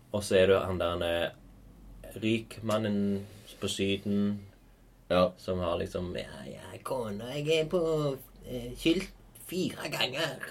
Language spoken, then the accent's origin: Norwegian; Stavanger, Rogaland, Norway; Hillevåg. Der vi er fra